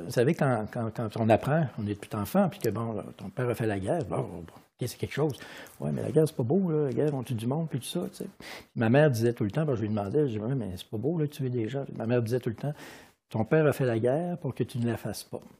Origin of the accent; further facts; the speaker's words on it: Quebec, Canada; born there; j'ai des racines italiennes, espagnoles, françaises et je suis né au Canada, au Québec.